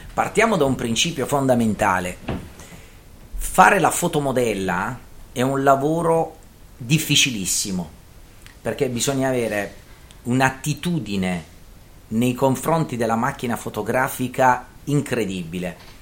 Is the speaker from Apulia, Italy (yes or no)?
yes; Taranto, Apulia, Italy; da Tarantino e da Meridionale